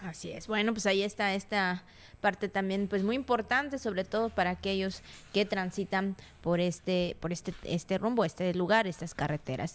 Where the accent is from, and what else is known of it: Mexico